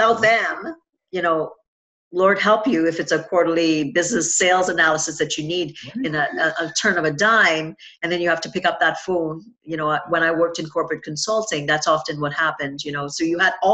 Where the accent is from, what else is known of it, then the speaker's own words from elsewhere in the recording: Trinidad & Tobago; I grew up in Trinidad and Tobago